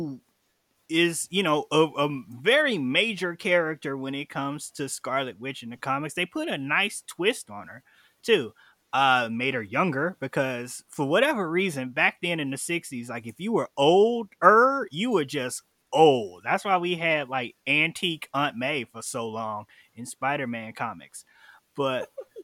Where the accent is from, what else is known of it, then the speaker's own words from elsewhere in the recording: Chicago, Illinois, United States; I'm from Chicago, Illinois